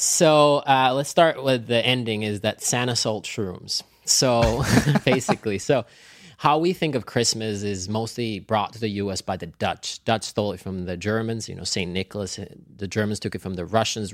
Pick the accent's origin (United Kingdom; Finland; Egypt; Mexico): Finland; now in Los Angeles, United States; I grew up in Finland, so I had all of the seasons